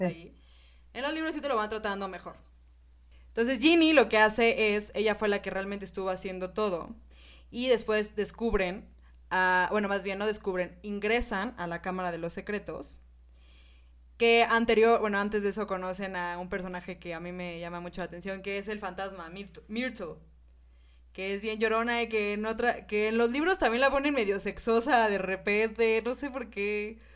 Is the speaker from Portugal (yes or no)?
no; Mexico; así somos los mexicanos